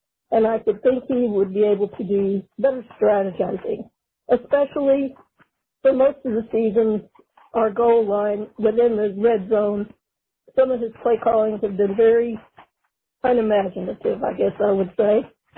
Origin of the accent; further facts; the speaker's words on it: Arkansas, United States; moved away as an adult; now in Kansas, United States; all the way from Kansas. I got relocated here, but I've been a lifelong Razorback fan, born and raised in Arkansas.